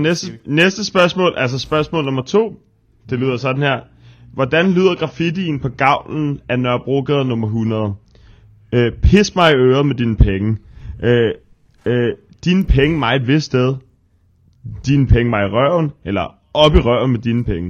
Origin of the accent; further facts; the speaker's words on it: Frederiksberg, Capital Region of Denmark, Denmark; jeg ser jo mig selv som for evigt, ligegyldigt hvor jeg bor, øh, københavner nummer to, men Frederiksbergborg nummer